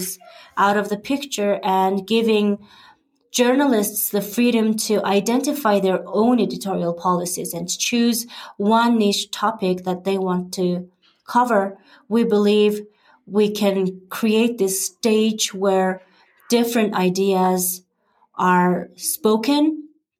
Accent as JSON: {"language": "English", "country": "Mongolia"}